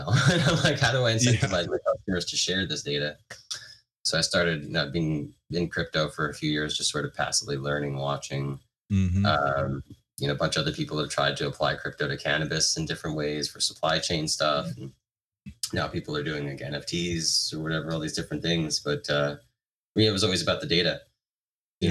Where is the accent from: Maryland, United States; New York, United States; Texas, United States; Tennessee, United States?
New York, United States; New York City; moved away as an adult; now in Santa Barbara, United States; I was from New York, you know, 15 years ago.